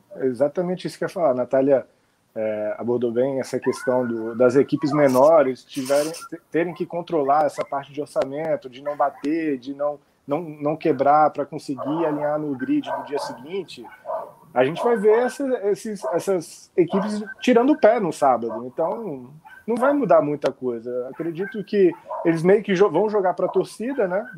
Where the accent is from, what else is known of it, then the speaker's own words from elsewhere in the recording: Brasília, Federal District, Brazil; now in Rio de Janeiro, Brazil; Eu moro eu tô, moro no Rio, mas há algum tempo eu sou de Brasília